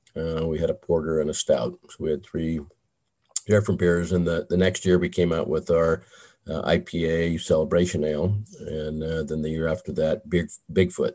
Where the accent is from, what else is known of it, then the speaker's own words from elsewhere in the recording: Southern California, United States; I grew up in Southern California